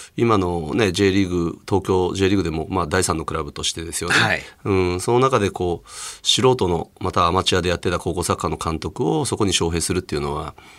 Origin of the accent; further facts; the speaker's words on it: Hokkaido, Japan; moved away as an adult; also born or lived in Osaka / Aomori; 北海道出身なので、うん、北海道で小学校や中学校時代に教わった先生方にね